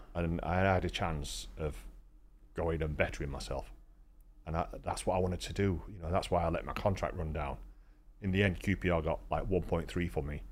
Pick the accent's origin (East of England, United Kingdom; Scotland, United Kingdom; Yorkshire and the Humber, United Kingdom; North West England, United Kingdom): Yorkshire and the Humber, United Kingdom; Rotherham; I'm from Rotherham